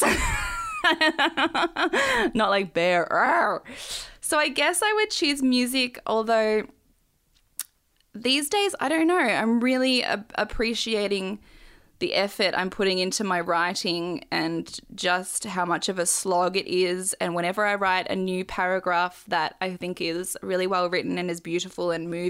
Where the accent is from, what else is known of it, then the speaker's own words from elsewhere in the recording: Australia; I've grown up here, obviously. But we moved here, me and my brother, when we were babies.